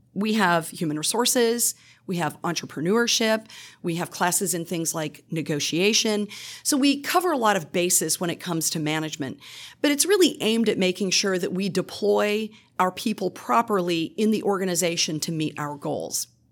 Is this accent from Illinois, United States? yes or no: no; Iowa, United States; moved away as an adult; now in Louisiana, United States; I'm originally from the Midwest. I grew up in Iowa